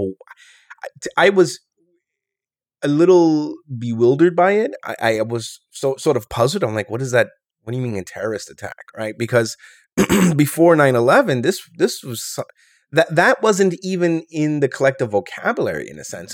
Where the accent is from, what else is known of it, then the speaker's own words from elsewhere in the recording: New York City, New York, United States; also born or lived in Rochester, New York; born and raised in New York City.